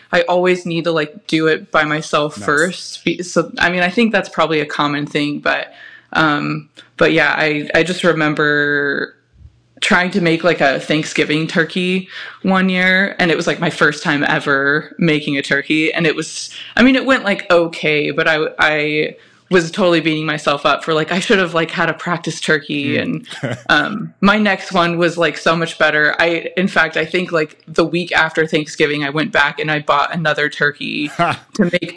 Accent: California, United States; I grew up in California

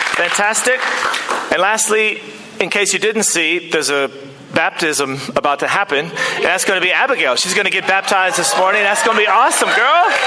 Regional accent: United States; now in New Zealand; I am back from the United States of America, and it's a great place. It's where I'm from

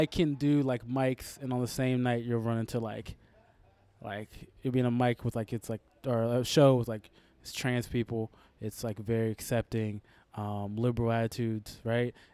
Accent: Houston, Texas, United States; born or raised there; also born or lived in Los Angeles, California / Missouri

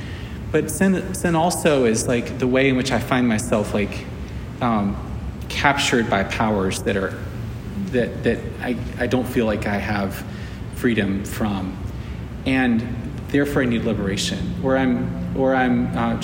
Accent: South Carolina, United States; I'm from South Carolina. Both sides of my family are from South Carolina

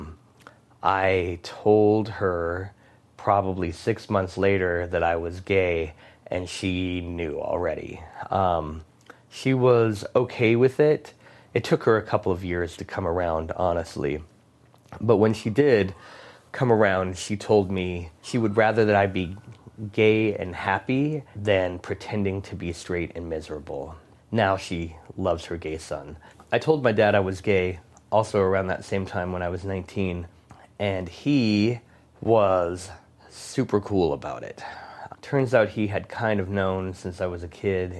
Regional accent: Tucson, Arizona, United States; I grew up in Tucson, Arizona.

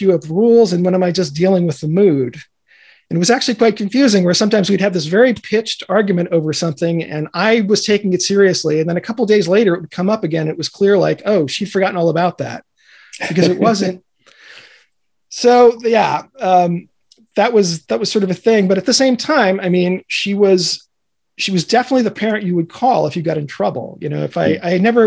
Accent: New York City, New York, United States; me being a New Yorker

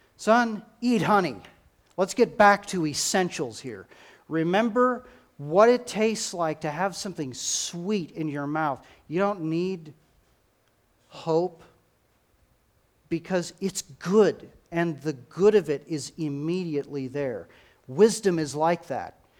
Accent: United States; we as, as American Christians

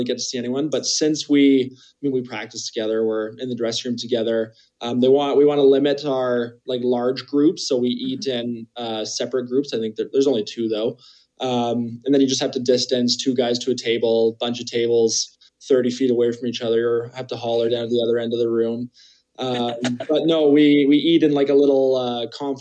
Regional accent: Kelowna, British Columbia, Canada; now in Calgary, Canada; my hometown is Kelowna

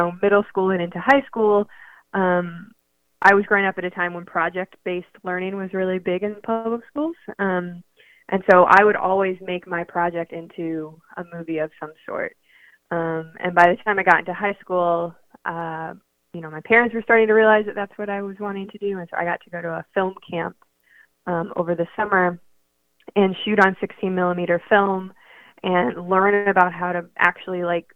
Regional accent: Orangeburg, South Carolina, United States; growing up in Orangeburg

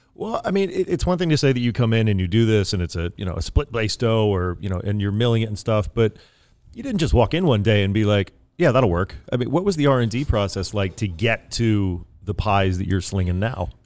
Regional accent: East Coast, United States; now in California, United States; I'm from the East Coast originally, you know, the land of pies, New York City

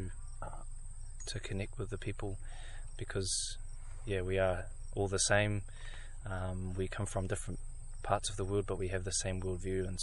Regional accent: New Zealand; moved away; I come from Ngāpuhi, is my tribe from Aotearoa, New Zealand.

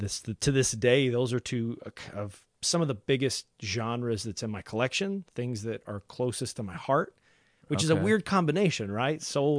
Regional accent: Big Stone Gap, Virginia, United States; now in Cincinnati, United States; I'm originally from a small town in southwest Virginia called Big Stone Gap, but I've been in Cincinnati for about 8 years.

